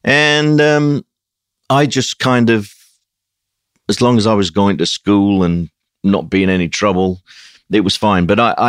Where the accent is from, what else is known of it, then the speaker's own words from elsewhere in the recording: Sheffield, Yorkshire and the Humber, United Kingdom; It was very, by today's standard, it was extremely austere. But so was everywhere up in the north of England. I've come from a pretty poor, basic working class family.